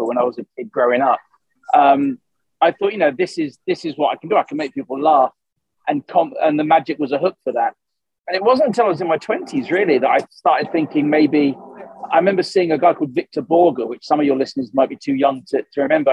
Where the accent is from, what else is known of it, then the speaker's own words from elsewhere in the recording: Suffolk, East of England, United Kingdom; moved away; also born or lived in Essex; I'm a Suffolk boy originally